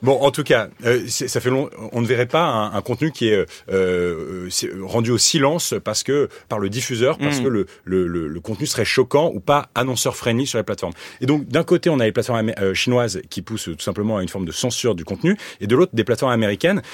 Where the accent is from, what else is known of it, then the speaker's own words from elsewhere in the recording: France; aujourd'hui, je suis français